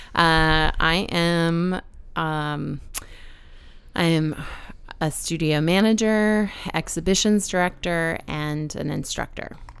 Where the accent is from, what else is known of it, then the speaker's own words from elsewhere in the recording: San Antonio, Texas, United States; moved away as an adult; now in Baltimore, United States; I grew up in San Antonio